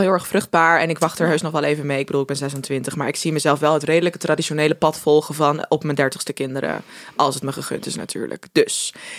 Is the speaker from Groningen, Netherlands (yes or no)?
yes; Groningen, Netherlands; wij komen allebei uit Groningen